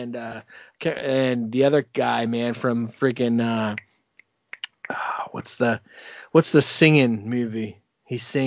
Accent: Washington, United States; my home state at the Gorge of George

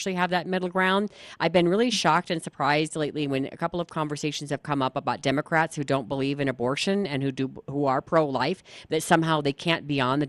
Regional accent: California, United States; moved away; I'm originally from California

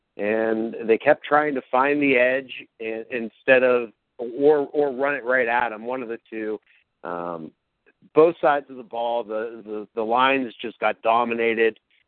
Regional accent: Youngstown, Ohio, United States; now in Columbus, United States; And I'm … from Youngstown to CBUS. Go Bucks!

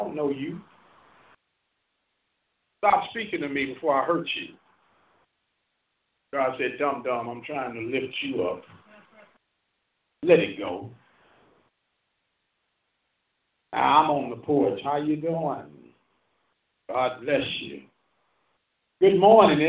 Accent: St. Louis, Missouri, United States; moved away; I'm from St. Louis. Well, what neighborhood do you grow up in? I grew up in Bluemont

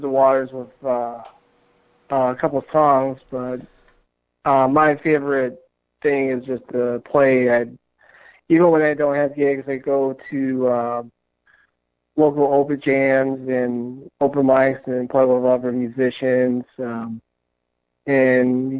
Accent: Detroit, Michigan, United States; I'm from Detroit, Michigan.

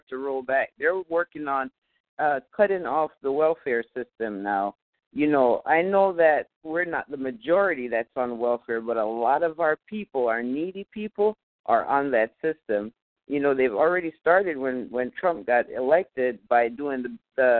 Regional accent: Jamaica; now in United States; I'm from Jamaica

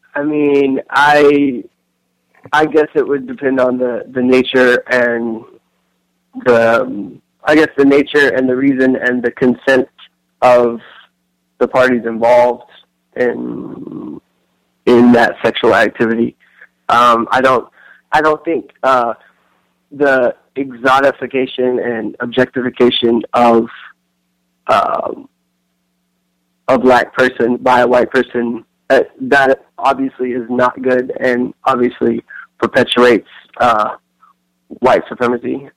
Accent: Tennessee, United States; moved away as an adult; also born or lived in South Africa; now in New York, United States; I grew up in Tennessee

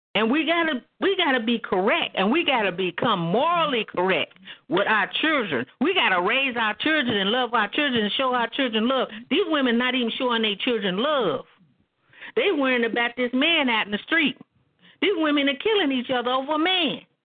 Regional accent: Oklahoma, United States; I'm from Oklahoma.

